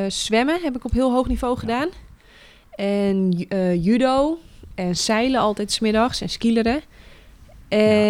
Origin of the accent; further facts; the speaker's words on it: Netherlands; wij als Nederlanders